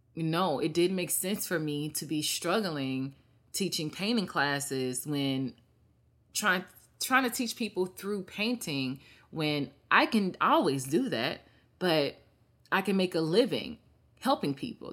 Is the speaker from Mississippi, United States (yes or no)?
yes; Mississippi, United States; moved away as an adult; I go back and help my state